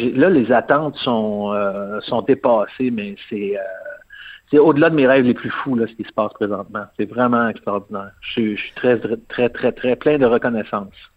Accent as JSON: {"language": "French", "region": "Quebec", "country": "Canada"}